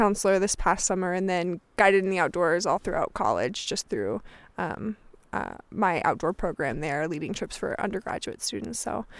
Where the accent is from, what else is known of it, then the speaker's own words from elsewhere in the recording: Wisconsin, United States; Yeah, so I'm from Wisconsin, but I spent a lot of time in the Upper Peninsula of Michigan.